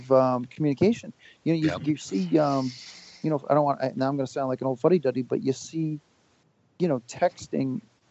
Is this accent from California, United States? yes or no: no; Whitman, Massachusetts, United States; now in Hanson, United States; being a guy from the South Shore. I grew up in Whitman and live in Hanson